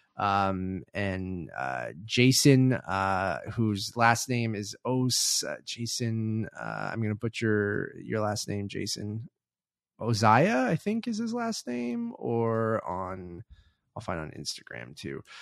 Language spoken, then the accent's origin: English; Canada; As a Canadian